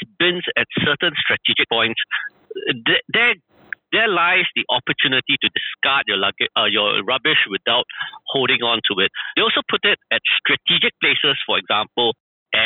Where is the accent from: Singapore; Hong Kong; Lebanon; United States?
Singapore; now in Vietnam; I come from Singapore, and during the 70s in Singapore, Singapore is very much like Vietnam.